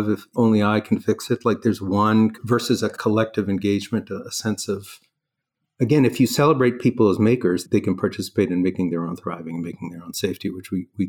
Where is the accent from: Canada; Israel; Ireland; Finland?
Canada; Toronto, Ontario; accent: Canadian; moved away as an adult; also born or lived in Stanford; I'm Canadian. Grew up in Toronto.